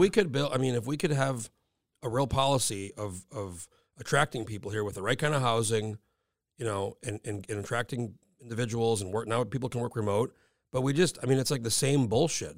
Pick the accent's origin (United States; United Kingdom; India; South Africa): United States; New Mexico; now in Anchorage, United States; I'm from New Mexico originally